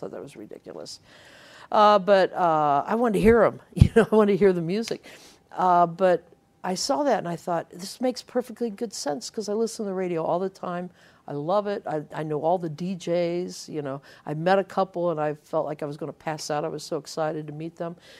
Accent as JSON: {"language": "English", "region": "Ohio", "country": "United States", "tie": "born or raised there", "said": "I was growing up in Ohio"}